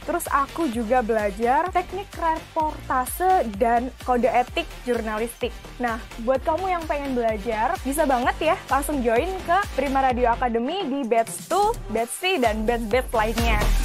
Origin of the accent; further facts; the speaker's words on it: Gresik, East Java, Indonesia; moved away; asal aku dari Gersik, aku jauh-jauh dari Gersik ke Surabaya